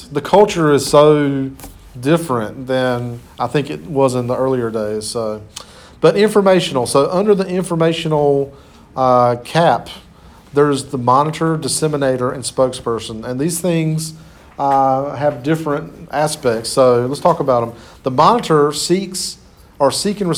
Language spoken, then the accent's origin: English; Clinton, United States; moved away; I'm originally from Clinton